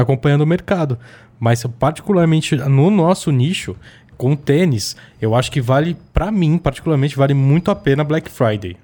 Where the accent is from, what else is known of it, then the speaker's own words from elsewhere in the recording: ABC Paulista, São Paulo, Brazil; sou do ABC, né, galera? Lá no ABC, ABCD